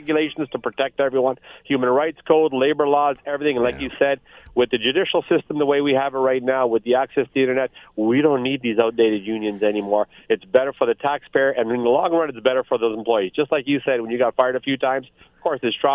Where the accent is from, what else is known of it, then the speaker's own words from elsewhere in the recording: Northern Ontario, Canada; I grew up in Northern Ontario, and my father worked in a mine